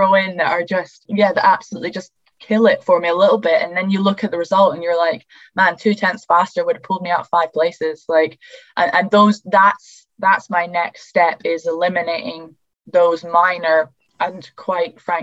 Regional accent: United Kingdom; I'm just a British girl here

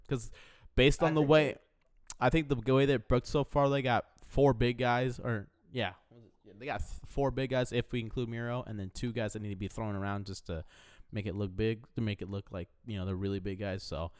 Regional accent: Yonkers, New York, United States; Fair enough. Hey man, that's I'm from Yonkers.

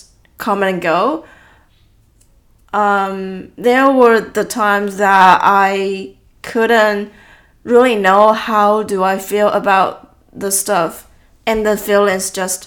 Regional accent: Taiwan; born or raised there; English is a second language; moved away as an adult

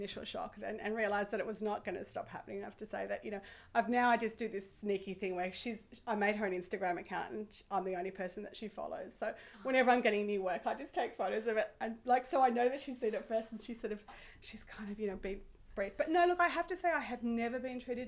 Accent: Sydney, New South Wales, Australia; I grew up in Sydney

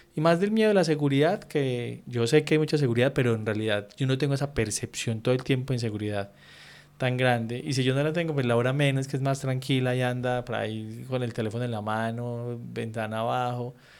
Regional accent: Colombia; moved away as an adult; yo soy más colombiano que un berraco y me encanta la esquina y me encanta el parche de barrio

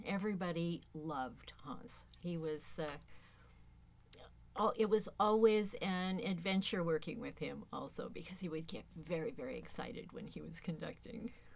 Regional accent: Tacoma, Washington, United States; I have been uh, in the Tacoma area my entire life. I grew up playing in the Tacoma Youth Symphony orchestras

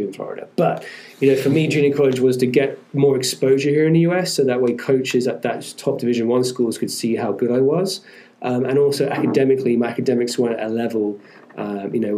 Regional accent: England, United Kingdom; moved away; where I'm from England

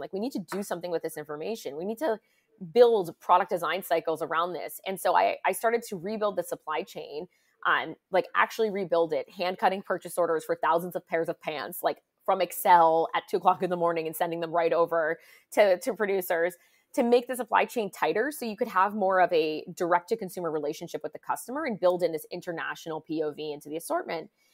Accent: United States; moved away as an adult; also born or lived in San Francisco / London; I was from the U S.

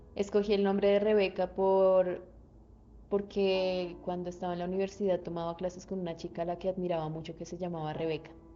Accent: Colombia

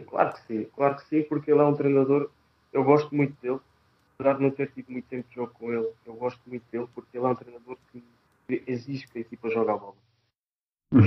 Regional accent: Algarve, Portugal; moved away as an adult; also born or lived in Fátima; Saí de casa, saí do Algarve, saí do Algarve, fui para Fátima.

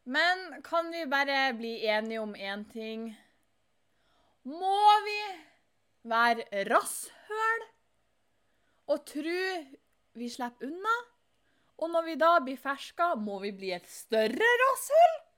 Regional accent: Fauske, Nordland, Norway; der jeg kommer ifra

